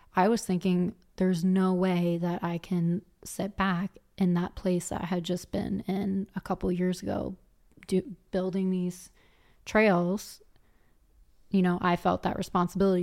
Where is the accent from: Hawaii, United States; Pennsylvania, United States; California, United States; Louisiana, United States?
Pennsylvania, United States; Philadelphia; moved away as an adult; also born or lived in Colorado; now in Vancouver, Canada; coming from Philly